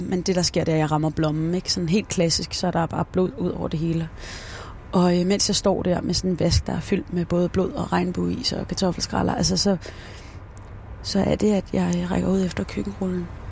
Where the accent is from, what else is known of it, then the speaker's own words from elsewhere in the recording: Denmark; also born or lived in Esbjerg; Jeg er vokset op i Rankeby og øh, uddannet fra Esbjerg